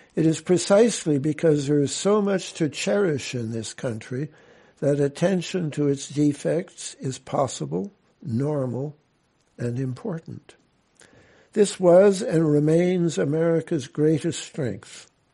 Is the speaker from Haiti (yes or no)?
no; Canada; I am a Canadian